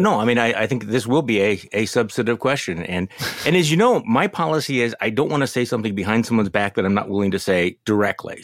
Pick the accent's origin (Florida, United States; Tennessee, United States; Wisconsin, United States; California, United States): Wisconsin, United States; Milwaukee; here in my hometown of Milwaukee